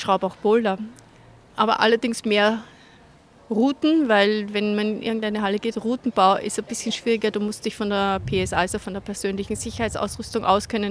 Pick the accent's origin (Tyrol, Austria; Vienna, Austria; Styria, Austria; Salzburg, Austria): Vienna, Austria; now in Munich, Germany; komme ich aus Wien, bin aber in München gelandet